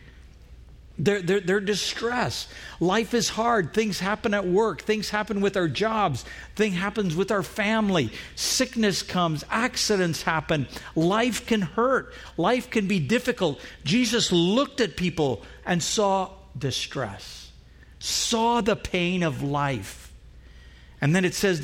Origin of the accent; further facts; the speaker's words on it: Trinidad & Tobago; moved away; Where I grew up in Trinidad